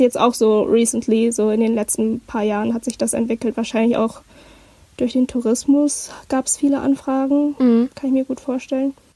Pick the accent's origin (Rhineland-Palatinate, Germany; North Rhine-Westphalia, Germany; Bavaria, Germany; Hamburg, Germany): Hamburg, Germany; ich komme aus Hamburg